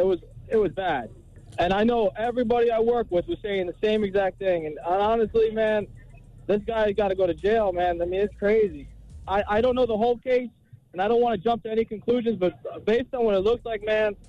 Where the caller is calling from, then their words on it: Florida, United States; I'm calling from Florida.